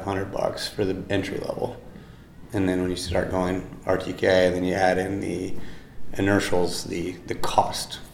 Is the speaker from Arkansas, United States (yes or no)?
no; Iowa City, Iowa, United States; also born or lived in Boone, Iowa; I'm from Iowa. I grew up by Iowa City